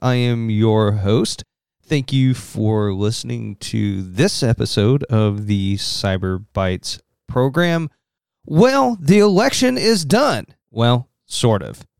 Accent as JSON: {"language": "English", "region": "Southern Indiana", "country": "United States", "accent": "Southern Indiana", "said": "my Southern Indiana accent"}